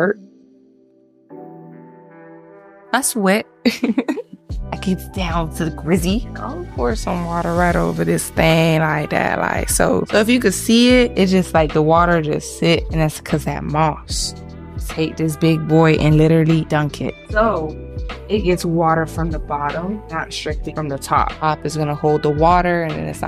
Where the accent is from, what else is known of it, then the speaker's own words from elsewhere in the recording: Miami, Florida, United States; I am from Miami.